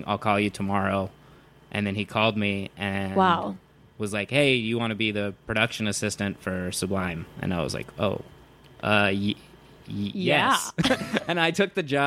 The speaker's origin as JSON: {"language": "English", "region": "Southern California", "country": "United States", "tie": "born or raised there", "said": "I grew up in Southern California"}